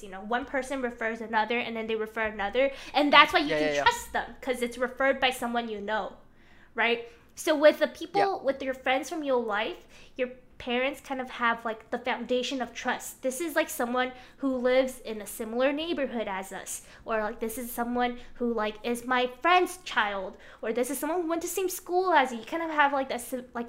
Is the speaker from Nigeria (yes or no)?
no; China; moved away; I have spent a lot of my years growing up in China